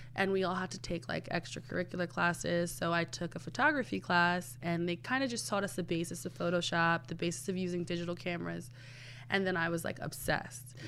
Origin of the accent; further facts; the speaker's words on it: New York City, New York, United States; I'm from the Bronx, born and raised